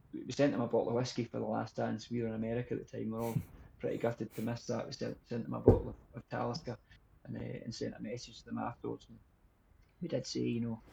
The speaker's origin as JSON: {"language": "English", "region": "Scotland", "country": "United Kingdom", "said": "as Scottish people"}